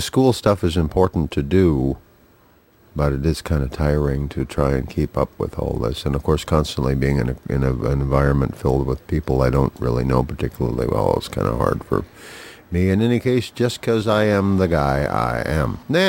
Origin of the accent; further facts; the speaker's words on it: Duluth, Minnesota, United States; Duluth, Minnesota, my hometown, out on the edge of Lake Superior